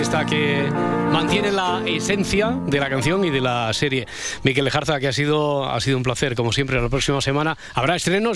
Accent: Cerdanyola del Vallès, Catalonia, Spain; yo soy de Sardañola

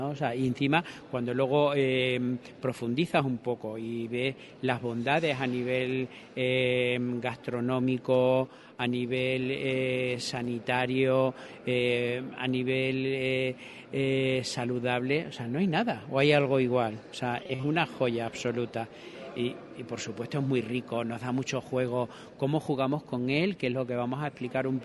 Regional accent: Extremadura, Spain; cómo somos los extremeños

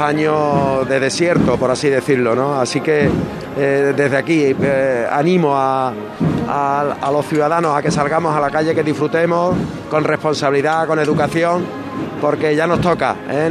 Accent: Seville, Andalusia, Spain; soy vecino, soy sevillano

